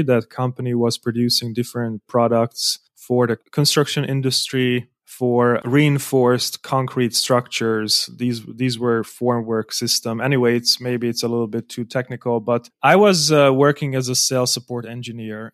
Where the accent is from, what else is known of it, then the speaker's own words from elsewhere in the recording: Hungary; English is a second language; also born or lived in Budapest, Hungary / Germany; I was born in Hungary, in another city.